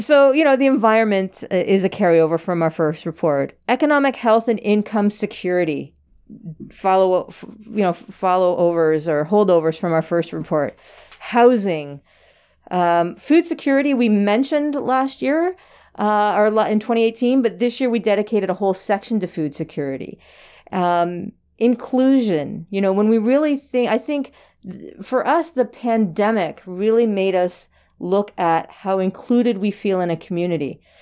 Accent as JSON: {"language": "English", "area": "District of Parry Sound", "region": "Ontario", "country": "Canada", "tie": "born or raised there", "moved": "yes", "lives_now": "Muskoka, Canada", "said": "I was born and raised in the District of Perry Sound in a little tiny community that I think that had three stop signs"}